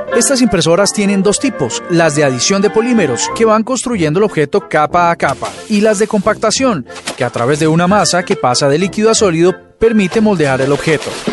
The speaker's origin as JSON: {"language": "Spanish", "country": "Colombia", "said": "somos los colombianos"}